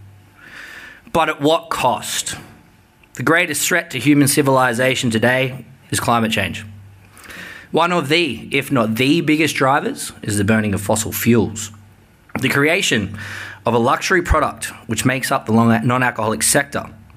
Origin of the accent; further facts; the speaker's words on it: Sydney, New South Wales, Australia; I'm from Sydney